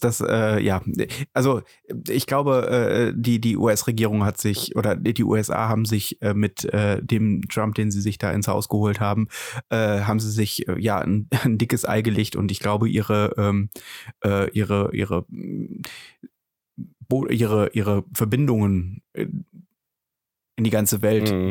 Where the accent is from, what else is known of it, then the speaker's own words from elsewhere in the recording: Germany; wir als Deutsche